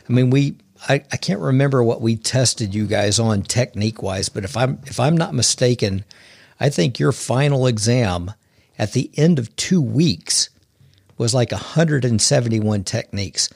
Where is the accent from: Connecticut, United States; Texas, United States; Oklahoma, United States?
Oklahoma, United States; I grew up here in Oklahoma. I've been here my whole entire life